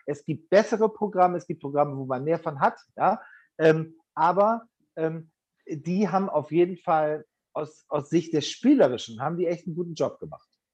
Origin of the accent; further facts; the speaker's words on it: Bremen, Germany; Bremen ist meine Geburtsstadt.